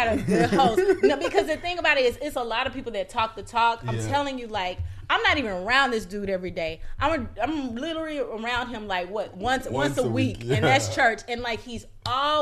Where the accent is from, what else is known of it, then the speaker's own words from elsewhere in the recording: Mississippi, United States; moved away; I come from Mississippi. I come from not just the South, but the Deep South